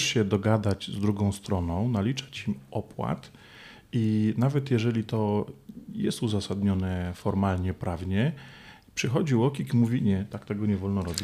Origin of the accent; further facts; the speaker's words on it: Poland; ja z Polski